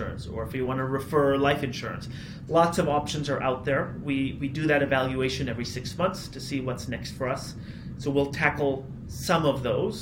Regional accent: Toronto, Ontario, Canada; I grew up in Toronto, so it was natural for me to continue living here to start the company.

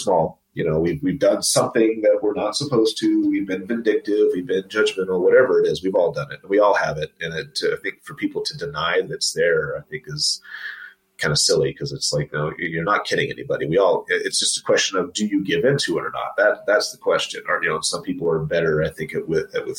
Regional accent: Los Angeles, California, United States; moved away as an adult; also born or lived in Huntington Beach, California / Washington, DC area, Virginia; now in Utah, United States; I'm from Los Angeles originally

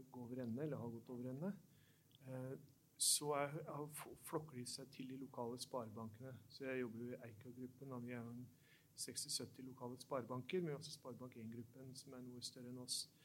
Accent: Oslo, Norway; jeg vokste opp i Oslo

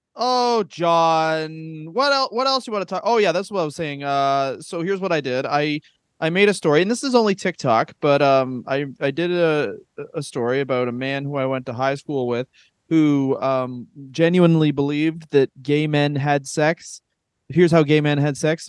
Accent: Canada

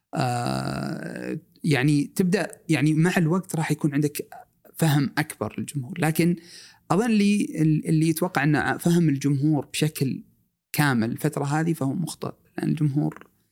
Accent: Saudi Arabia; also born or lived in Eastern Province, Saudi Arabia / Riyadh; احنا كسعوديين آه عشنا مع اخواننا السودانيين

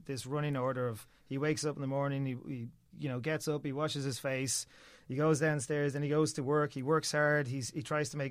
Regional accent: Ireland

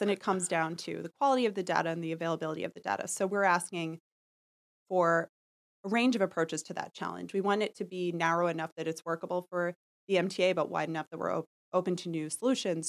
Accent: New York City, New York, United States; I was born in Manhattan, I grew up in, in Park Slope, I've lived in the city a long time

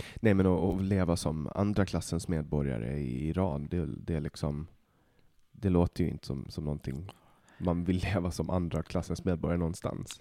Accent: Åland Islands; moved away as an adult; now in Stockholm, Sweden; jag kommer från Åland

